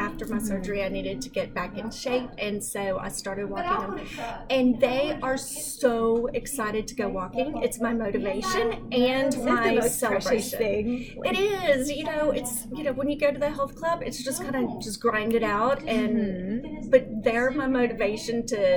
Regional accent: Baton Rouge, Louisiana, United States; also born or lived in Chicago, Illinois / Shreveport, Louisiana; I was born in Chicago, Illinois, and I was raised in Baton Rouge, Louisiana.

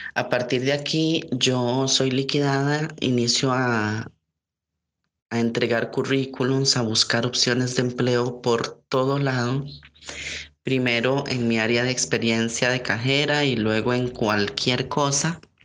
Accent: San José, Costa Rica; en mi ciudad San José y en mi país Costa Rica

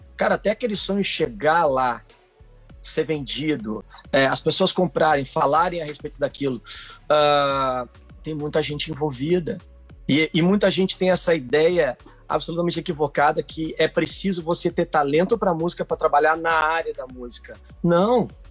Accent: Porto Alegre, Rio Grande do Sul, Brazil; sou de Porto Alegre

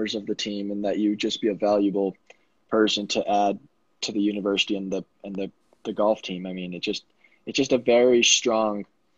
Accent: Vail, Colorado, United States; I'm from Vail, Colorado

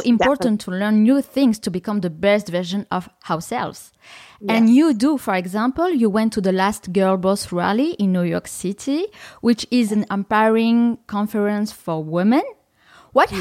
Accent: Paris, Île-de-France, France; a Parisian girl

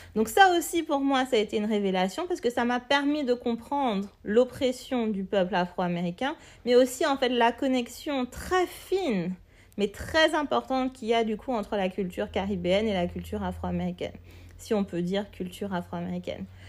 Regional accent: Martinique; je suis née en Martinique, j'ai grandi en Martinique

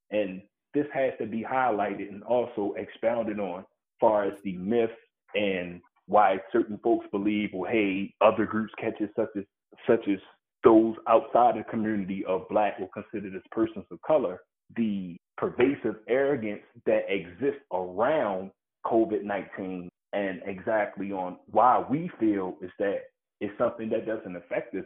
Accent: Baltimore, Maryland, United States; I was born and raised in Baltimore City

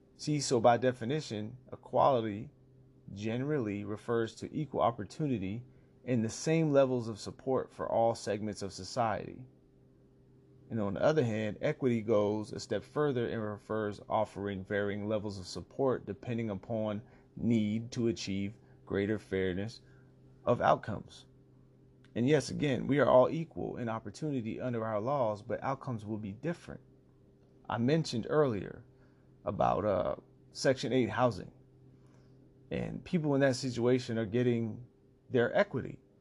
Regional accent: United States; being an American

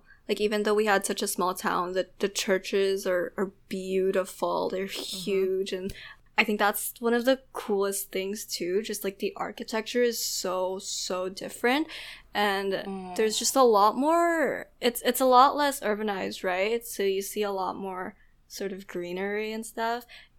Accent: Iligan, Northern Mindanao, Philippines; So home is Iligan City. It's this little town in Mindanao that not a lot of people know about.

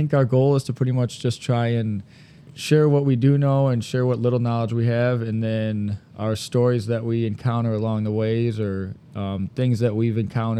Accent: Owosso, Michigan, United States; I'm from Owosso, Michigan here.

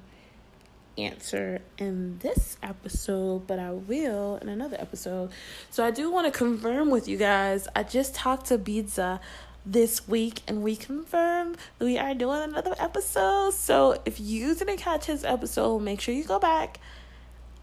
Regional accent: Florida, United States; I'm from Florida

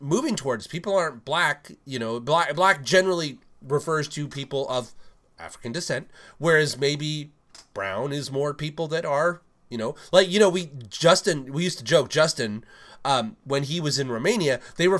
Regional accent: England, United Kingdom; moved away; I am actually from England

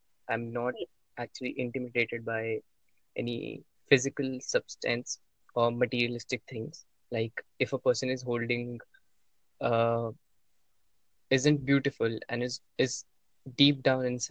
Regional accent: New Delhi, Delhi, India; I'm from New Delhi

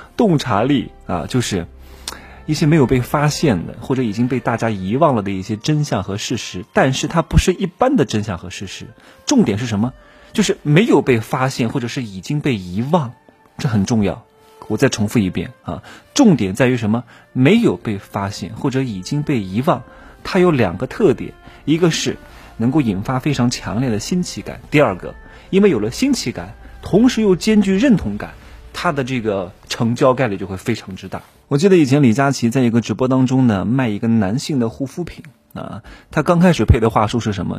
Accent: Anhui, China; accent: southern Anhui (Wannan); now in Chengdu, China; 他说你是安徽人吗？我说啊

